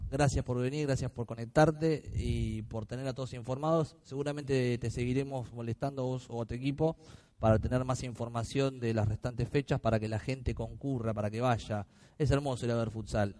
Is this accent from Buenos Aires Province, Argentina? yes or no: no; Río Grande, Tierra del Fuego, Argentina; moved away; yo soy de Río Grande, Tierra del Fuego